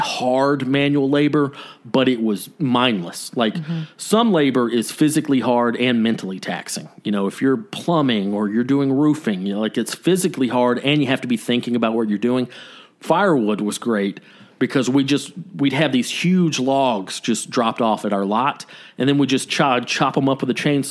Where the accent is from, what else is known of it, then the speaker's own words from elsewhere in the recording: Canton, Georgia, United States; moved away; also born or lived in Athens, Georgia; I moved back home to my hometown of Canton, Georgia.